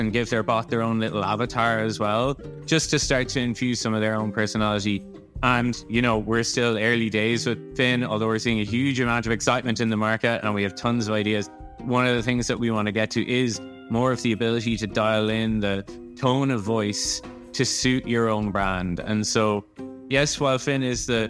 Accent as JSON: {"language": "English", "country": "Ireland", "said": "I'm Irish"}